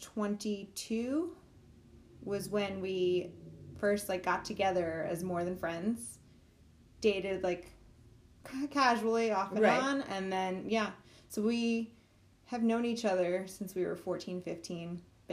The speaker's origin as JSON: {"language": "English", "town": "Northport", "region": "New York", "country": "United States", "said": "Chris and I are both from Northport."}